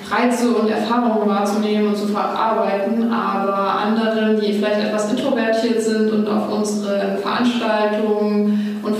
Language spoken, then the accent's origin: German; Dresden, Saxony, Germany; Ich bin in Dresden geboren und studiere jetzt auch hier.